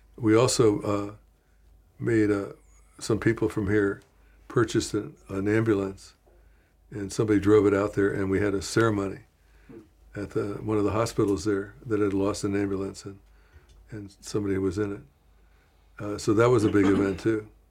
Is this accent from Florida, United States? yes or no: no; Washington, District of Columbia, United States; moved away; My hometown, Washington, was basically empty.